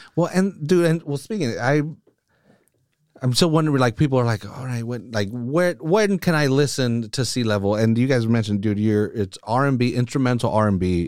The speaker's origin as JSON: {"language": "English", "town": "Salinas", "region": "California", "country": "United States", "tie": "born or raised there", "said": "born and raised here in Salinas. I'm, like, freaking towny"}